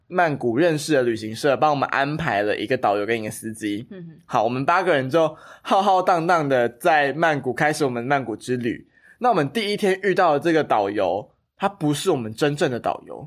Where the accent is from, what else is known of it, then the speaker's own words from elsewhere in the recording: Taiwan; 我一直都跟你说我不是，然后我在台湾出生， 哦， 所以我 懂 其实大部分的亲人都在印尼。